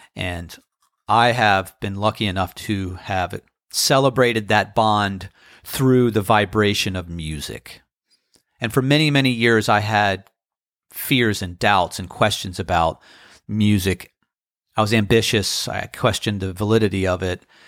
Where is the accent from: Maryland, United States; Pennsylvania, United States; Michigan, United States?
Maryland, United States; Annapolis; now in Outer Banks, United States; It's my hometown.